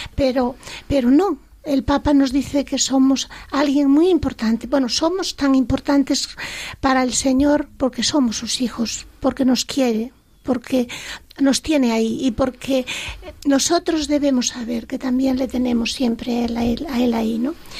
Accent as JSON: {"language": "Spanish", "region": "Asturias", "country": "Spain", "accent": "Asturian", "said": "ahora mi acento más asturiano que antes"}